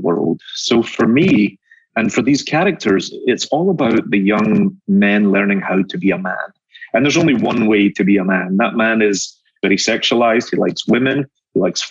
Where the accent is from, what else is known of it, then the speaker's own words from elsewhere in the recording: Glasgow, Scotland, United Kingdom; now in New York, United States; I grew up in Glasgow, Scotland. I live in New York now, but I'm a Scotsman that lives in New York